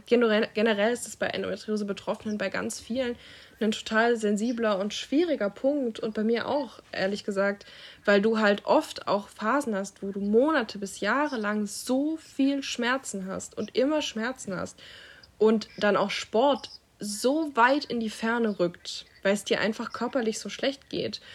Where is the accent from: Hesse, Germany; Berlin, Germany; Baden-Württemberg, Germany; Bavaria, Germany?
Baden-Württemberg, Germany; Stuttgart; ich komme ja aus Stuttgart